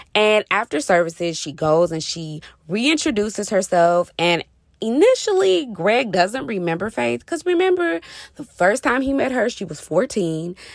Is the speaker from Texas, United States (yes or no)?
yes; Texas, United States; I'm from Texas